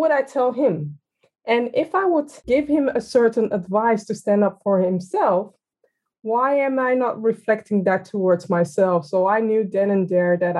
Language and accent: English; Amsterdam, North Holland, Netherlands; I'm a very tall for a Ghanaian person, born and raised in Amsterdam